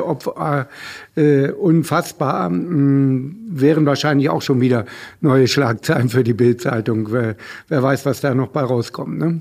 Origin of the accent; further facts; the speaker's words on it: Hanover, Lower Saxony, Germany; Hannover, ich bin ja Hannoveraner